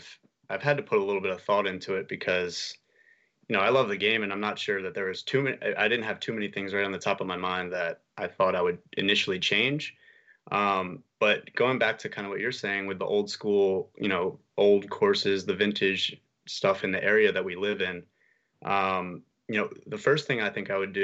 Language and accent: English; Camden, New Jersey, United States; we're golfers from Camden and we're actually pretty good too.